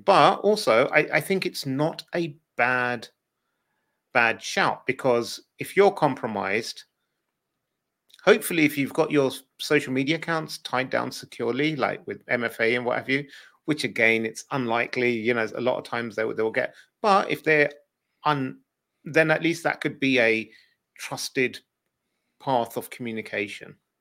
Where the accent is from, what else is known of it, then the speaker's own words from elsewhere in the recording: United Kingdom; as a Brit